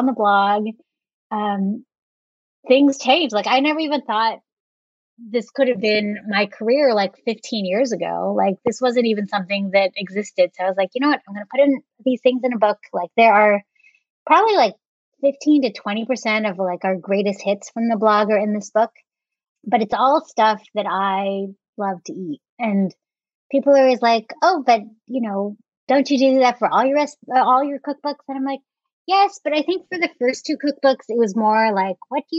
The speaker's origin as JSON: {"language": "English", "area": "San Francisco Bay Area", "region": "California", "country": "United States", "tie": "born or raised there", "said": "growing up in the San Francisco Bay Area"}